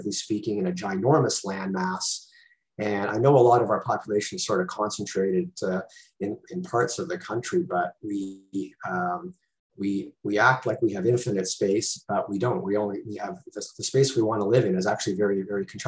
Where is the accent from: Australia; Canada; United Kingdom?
Canada; Toronto, Ontario; I grew up in Toronto, lived there for about 30 years